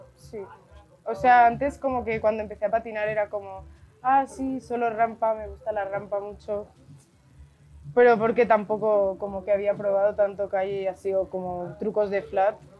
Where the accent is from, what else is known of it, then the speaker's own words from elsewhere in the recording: Barcelona, Catalonia, Spain; tengo 19 años, soy de Barcelona